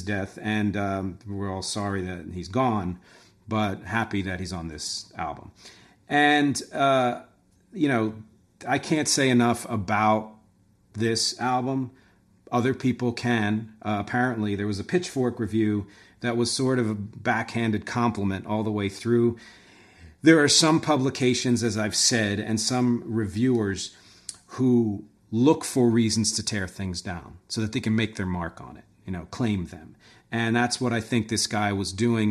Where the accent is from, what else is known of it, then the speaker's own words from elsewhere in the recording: Philadelphia, Pennsylvania, United States; moved away; I'm from Philly originally